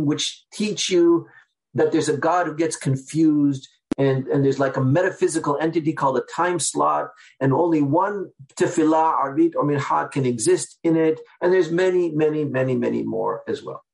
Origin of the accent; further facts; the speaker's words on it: Seattle, Washington, United States; I'm from Seattle, Washington, where I am now